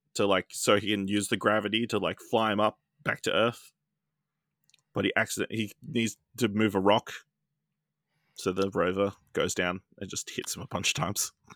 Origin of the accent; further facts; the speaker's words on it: Australia; as an Australian.